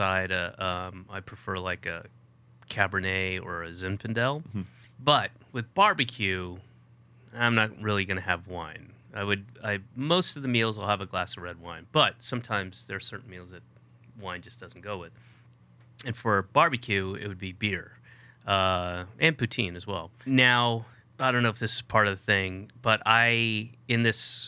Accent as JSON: {"language": "English", "region": "Georgia", "country": "United States", "tie": "born or raised there", "said": "I grew up in Georgia. It's hot"}